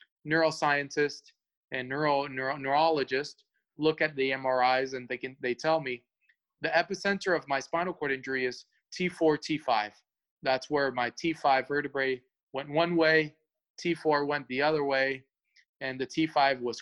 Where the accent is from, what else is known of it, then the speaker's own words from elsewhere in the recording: Atlanta, Georgia, United States; English is a second language; moved away as an adult; also born or lived in Cuba; now in Los Angeles, United States; I'm originally from Atlanta, been all my life in Atlanta